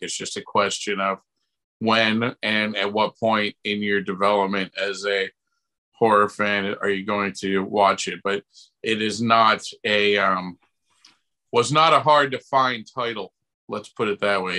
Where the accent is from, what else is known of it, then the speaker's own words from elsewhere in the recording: Buffalo, New York, United States; I grew up in Buffalo, New York